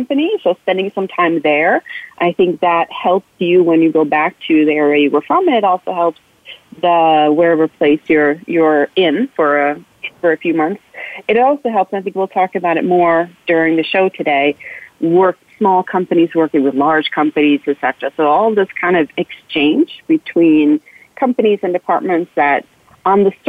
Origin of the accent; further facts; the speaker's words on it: New York, United States; moved away; I'm from New York